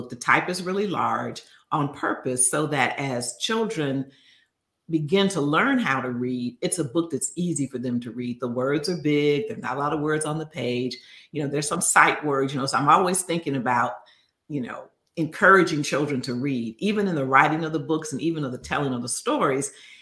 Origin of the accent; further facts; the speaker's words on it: Chicago, Illinois, United States; growing up in Chicago